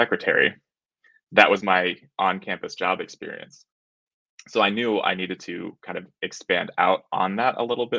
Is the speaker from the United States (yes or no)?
yes; Colorado, United States; I ended up moving back to my hometown in Colorado